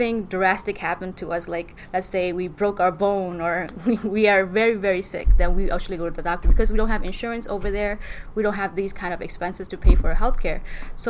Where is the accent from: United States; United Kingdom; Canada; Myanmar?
Myanmar; Shan State; moved away; I'm from Burma in region of Dongji, which is a Shan state of Burma